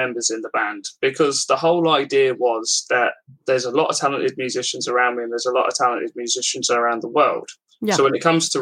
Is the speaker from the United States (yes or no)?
no; Milton Keynes, South East England, United Kingdom; I'm from Milton Keynes